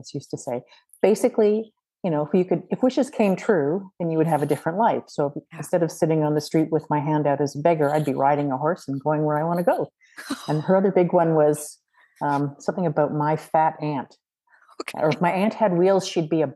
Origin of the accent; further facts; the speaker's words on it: Oakville, Ontario, Canada; I grew up in Oakville, Ontario